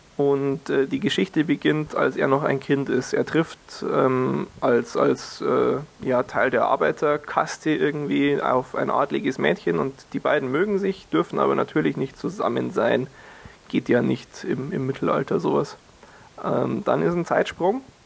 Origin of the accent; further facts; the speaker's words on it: Germany; hier bei uns in Deutschland